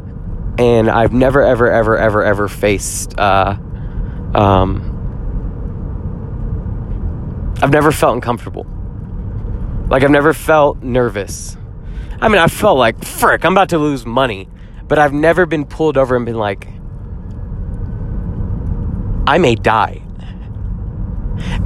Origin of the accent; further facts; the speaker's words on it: Jackson, Mississippi, United States; I grew up in Jackson, Mississippi